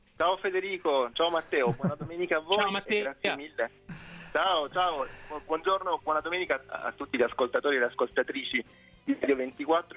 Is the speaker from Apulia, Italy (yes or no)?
yes; Lecce, Apulia, Italy; now in Rome, Italy; io sono originario di Lecce